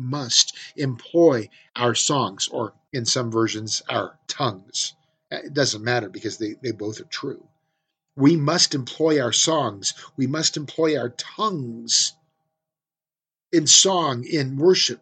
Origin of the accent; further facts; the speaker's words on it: California, United States; now in Central Oregon, United States; I grew up in California where there was Yosemite